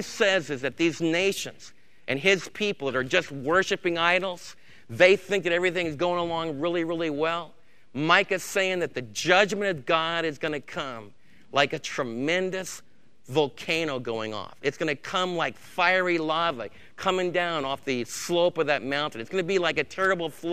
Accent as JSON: {"language": "English", "region": "New York", "country": "United States", "tie": "born or raised there", "moved": "yes", "said": "where I was raised back in New York State"}